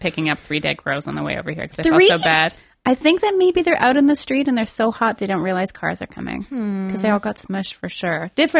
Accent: Quebec, Canada; we grew up in Quebec

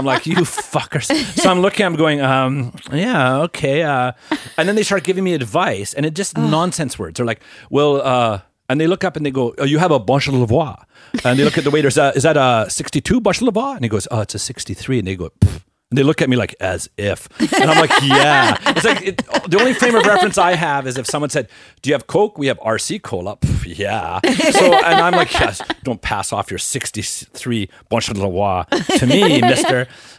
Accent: Northern Alberta, Canada; moved away; also born or lived in Quebec; I grew up in Northern Alberta.

